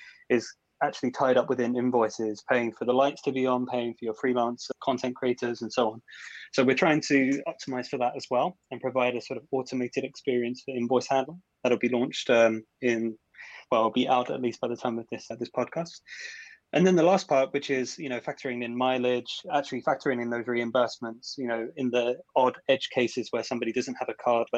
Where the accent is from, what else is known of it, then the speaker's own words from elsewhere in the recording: Essex, East of England, United Kingdom; moved away as an adult; now in Copenhagen, Denmark; I'm from Essex, born and raised originally